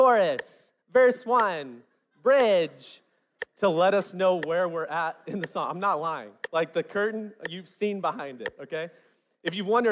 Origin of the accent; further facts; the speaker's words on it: West Memphis, Arkansas, United States; I grew up in West Memphis where rhythm was a language in and of itself